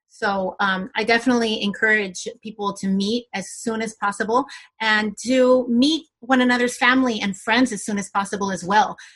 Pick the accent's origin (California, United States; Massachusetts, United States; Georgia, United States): California, United States; moved away as an adult; also born or lived in Senegal; now in Montreal, Canada; I am from California originally and I am uh, of Colombian descent